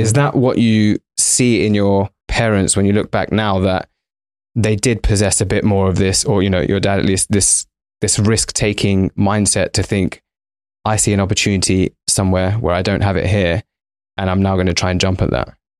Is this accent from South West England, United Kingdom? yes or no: no; London, United Kingdom; We're both Indian by background, both raised in London.